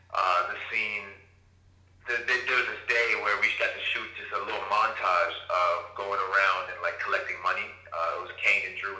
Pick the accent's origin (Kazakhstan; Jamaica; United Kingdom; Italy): Jamaica; But I'm also Jamaican.